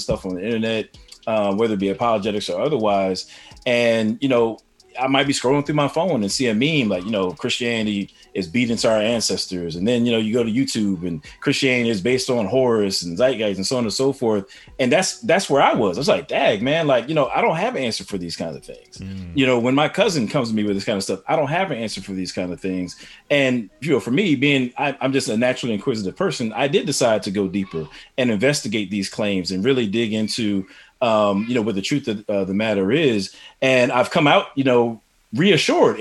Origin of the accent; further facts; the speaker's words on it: East Coast, United States; I'm from the East Coast